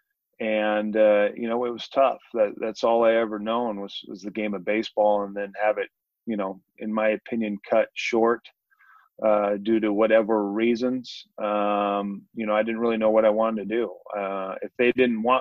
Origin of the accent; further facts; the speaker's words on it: Richland, Washington, United States; moved away as an adult; also born or lived in Arizona; now in Boise, United States; I'm a Northwest kid. Like you said, I was born and raised in Richland, Washington, part of the Tri-Cities